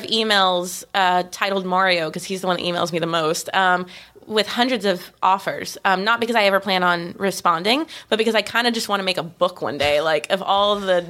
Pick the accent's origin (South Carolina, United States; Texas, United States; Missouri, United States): Texas, United States; Austin; now in Los Angeles, United States; like I'm from Austin, Texas. This is where I consider myself. It's the only place I live more than a year.